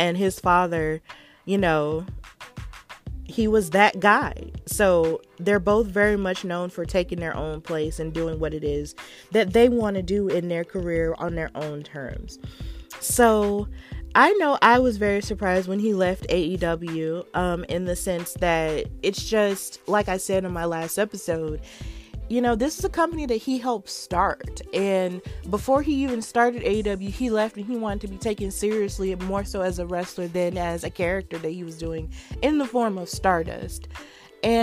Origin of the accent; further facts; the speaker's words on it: Birmingham, West Midlands, United Kingdom; The last appearance of that tour was in my hometown of Birmingham, UK, United Kingdom, where it all started.